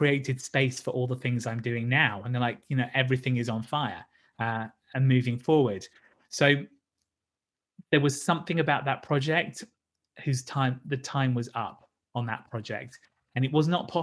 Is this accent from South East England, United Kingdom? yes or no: yes; Brighton, South East England, United Kingdom; my hometown of Brighton